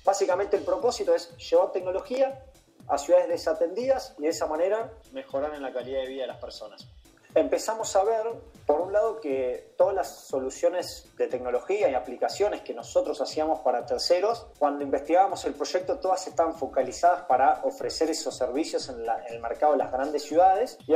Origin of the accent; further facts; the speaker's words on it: Argentina; nosotros somos oriundos de una pequeña ciudad argentina, una ciudad de 100.000 habitante